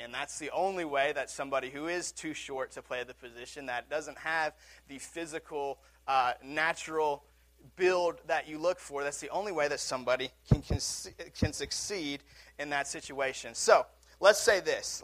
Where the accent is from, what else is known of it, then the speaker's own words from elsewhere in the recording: Seattle, Washington, United States; my hometown Seattle Seahawks